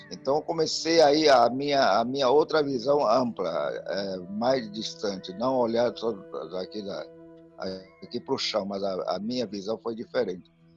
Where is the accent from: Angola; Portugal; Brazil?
Brazil; São Gabriel da Cachoeira, Amazonas; first language Tucano; Portuguese is a second language; moved away as an adult; minha aldeia de Pari até a sede do município, no São Gabriel da Cachoeira